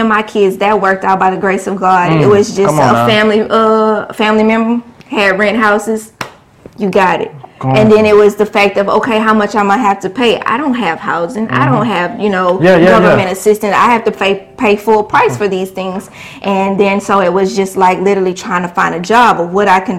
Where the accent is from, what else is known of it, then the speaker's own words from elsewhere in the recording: Beaumont, Texas, United States; also born or lived in Houston; move back to my hometown